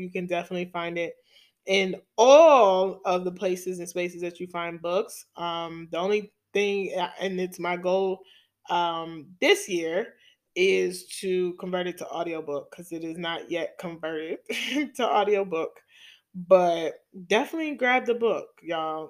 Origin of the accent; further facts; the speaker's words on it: New York City, New York, United States; accent: New York; my hometown, New York City